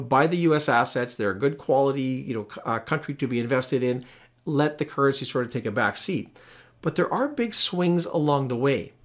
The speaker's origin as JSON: {"language": "English", "country": "Canada", "said": "as a Canadian investor"}